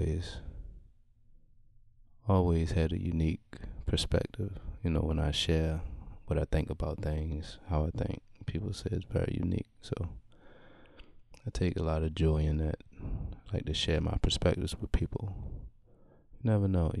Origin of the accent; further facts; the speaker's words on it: Baltimore, Maryland, United States; I'm from Baltimore City, born and raised